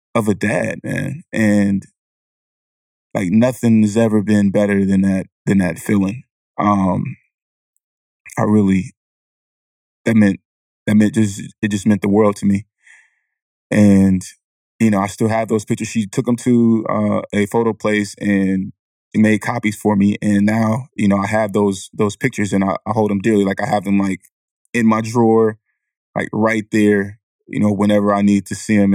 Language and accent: English; Vallejo, California, United States; I'm from the Country Club Crest in Vallejo, California.